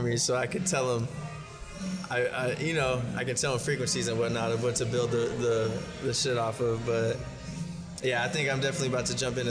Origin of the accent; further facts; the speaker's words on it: San Diego, California, United States; and I'm from San Diego. This is like rich kids, you know what I mean? Yeah. And I'm from like San Ysidro, San Diego. So like San Ysidro, IB, all that.